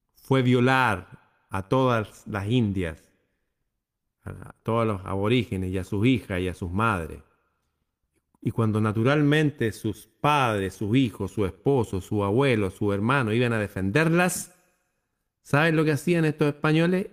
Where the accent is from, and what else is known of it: Chile